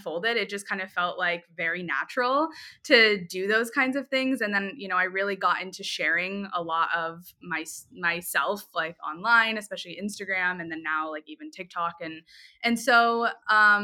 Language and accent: English; Tampa, Florida, United States; also born or lived in New York; I grew up in Tampa